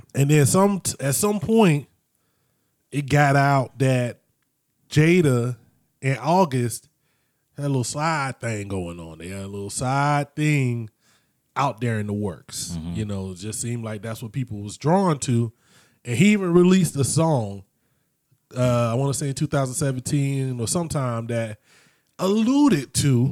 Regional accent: Florida, United States; moved away; also born or lived in North Dakota; growing up in Florida in the '90s

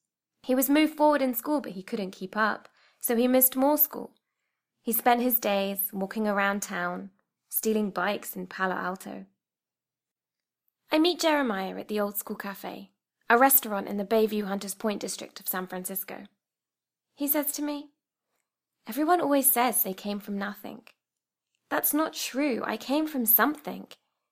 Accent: United Kingdom; now in United States; That I'm Indian by descent, but I'm British, and that I live in America.

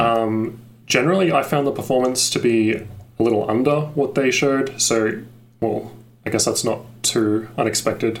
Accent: Australia; I'm from Australia

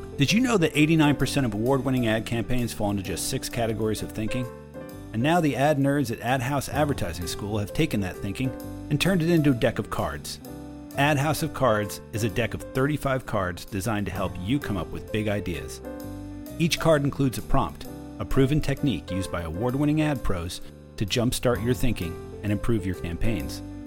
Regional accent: New Jersey, United States; growing up in New Jersey. I did that too

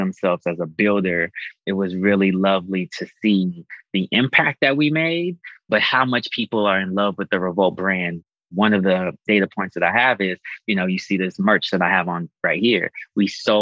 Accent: Boulder, Colorado, United States; I was born in Boulder, Colorado

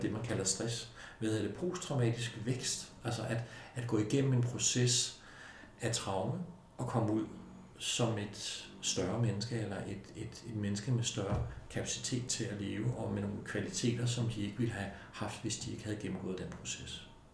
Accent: Denmark; i Danmark har vi en kultur, som er, er, er meget lidt voldelig.

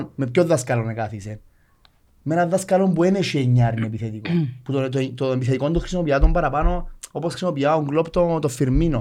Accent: Nicosia, Nicosia District, Cyprus; moved away as an adult; now in Limassol, Cyprus; Είμαι Λευκοσία

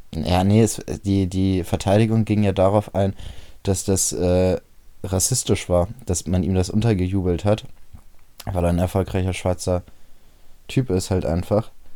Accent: Bremen, Germany; bei uns in Bremen

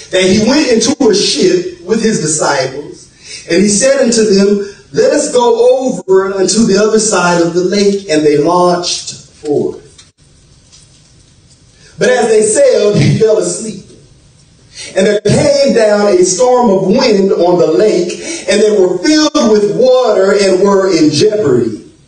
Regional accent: South Florida, United States; Now, myself, I'm from South Florida. I'm from South Florida

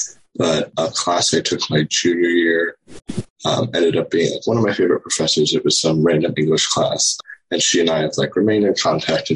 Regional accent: New Orleans, Louisiana, United States; I'm originally from New Orleans

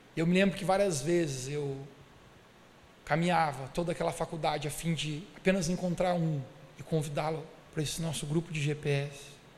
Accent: Brazil; Eu e vocês somos brasileiros

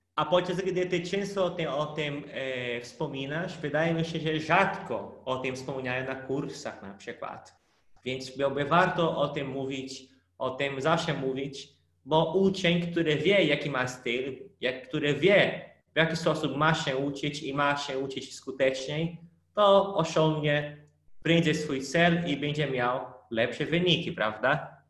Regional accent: Brazil; Polish is a second language; moved away; pochodzę z innego planety, bo Brazylia to trochę inny świat

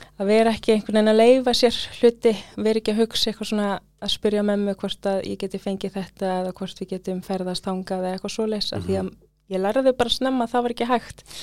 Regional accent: Iceland; also born or lived in London, United Kingdom; mamma kemur til Íslands, ég fæðist hér

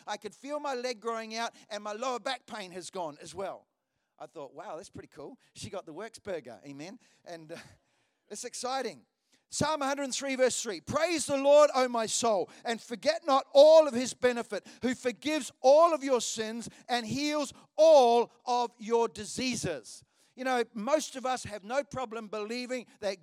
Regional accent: Hawera, Taranaki, New Zealand; moved away; I was in Hawera, which is the town I was born in New Zealand

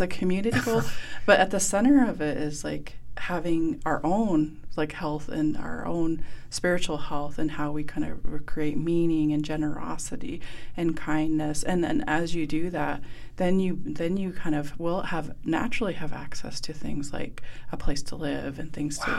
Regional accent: Blackfeet Reservation, Montana, United States; I grew up on the Blackfeet Reservation

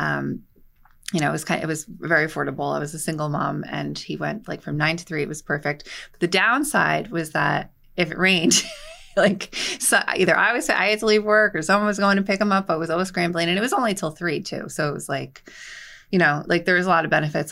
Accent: Hazlet, New Jersey, United States; I grew up in Hazlitt

